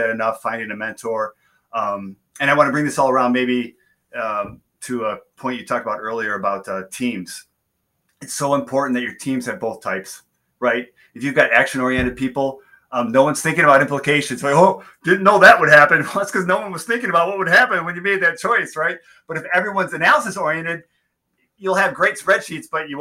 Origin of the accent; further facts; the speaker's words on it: Southeast Michigan, United States; also born or lived in Flint, Michigan; growing up here in Southeast Michigan, the heart of the automotive industry